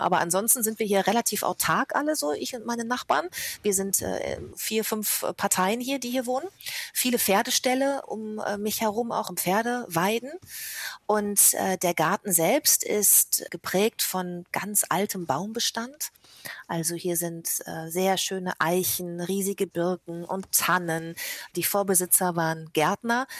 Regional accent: Bad Lippspringe, North Rhine-Westphalia, Germany; also born or lived in Paderborn; now in Hamburg, Germany; ich bin sogar in Bad Lippspringe aufgewachsen.

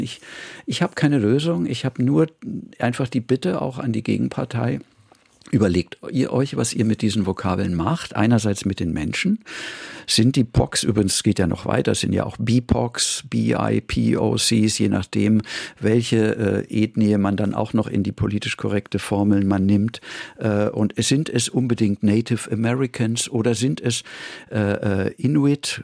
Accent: Munich, Bavaria, Germany; moved away as an adult; now in Vienna, Austria; ich bin in München groß geworden.

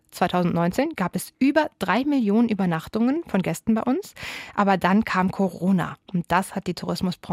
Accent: Saarland, Germany; bei uns im Saarland

